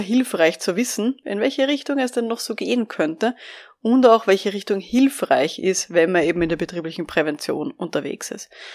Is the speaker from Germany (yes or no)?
no; Vienna, Austria; ich bin ja aus Wien